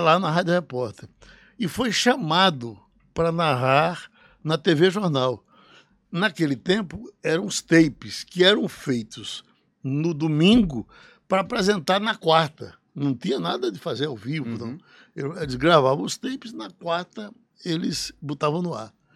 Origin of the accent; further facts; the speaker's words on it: Recife, Pernambuco, Brazil; also born or lived in Pesqueira, Pernambuco / Juazeiro do Norte / Caririaçu, Ceará (birthplace); Eu vim saber que não tinha nascido em Pesqueira quando fugi para Recife e cheguei aqui com nove anos